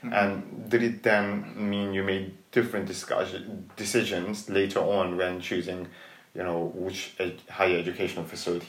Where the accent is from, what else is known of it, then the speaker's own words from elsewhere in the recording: Tooting, London, United Kingdom; Whereas, you know, experience for those first few years was very much Tooting centric, which was, and Tooting was very Asian orientated at that time.